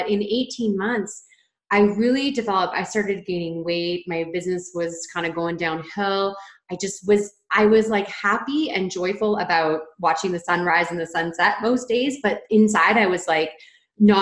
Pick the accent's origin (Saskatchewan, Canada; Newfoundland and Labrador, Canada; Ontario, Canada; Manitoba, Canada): Ontario, Canada; moved away as an adult; also born or lived in British Columbia; I'm from Ontario, Canada, moved across the country to British Columbia, where Karen is.